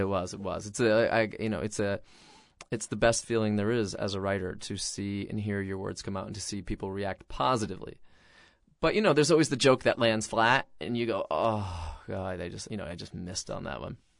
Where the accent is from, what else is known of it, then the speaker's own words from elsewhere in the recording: Mystic, Connecticut, United States; in Mystic, Connecticut, where I grew up